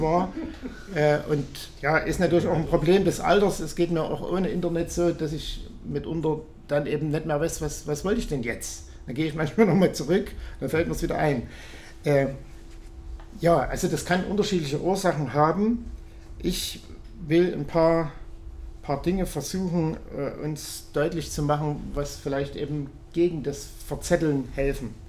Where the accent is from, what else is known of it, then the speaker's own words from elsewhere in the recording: Kunstorf near Reichenbach, Saxony, Germany; moved away; In Kunstorf, wo ich herkomme, wo meine Mutter auch wohnt, bei Reichenbach, oder es gehört zu Reichenbach